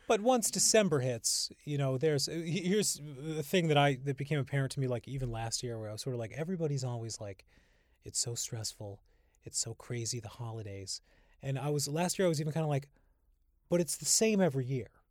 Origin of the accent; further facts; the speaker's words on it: Holyoke, Massachusetts, United States; now in Brooklyn, United States; growing up in Holyoke, we had, my grandmother lived across the street.